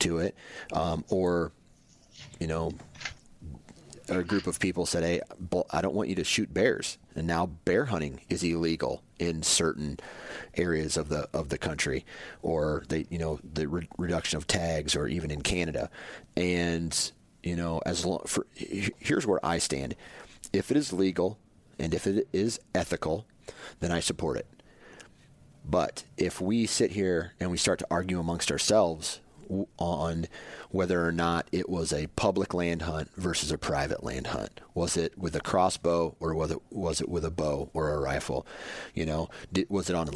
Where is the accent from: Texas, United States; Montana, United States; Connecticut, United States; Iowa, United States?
Iowa, United States; I grew up in Iowa where there was hardly any public land to hunt